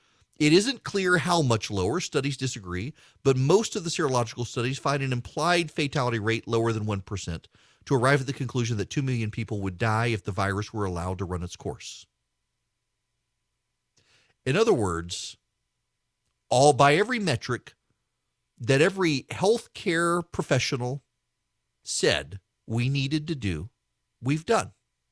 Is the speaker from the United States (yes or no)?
no; Dubai, United Arab Emirates; When I was a kid, I grew up in Dubai in the Middle East.